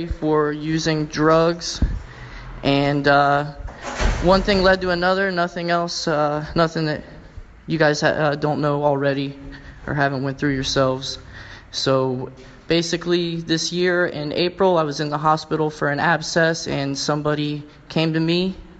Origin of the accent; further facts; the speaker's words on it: Columbus, Ohio, United States; I'm 26 from Columbus, Ohio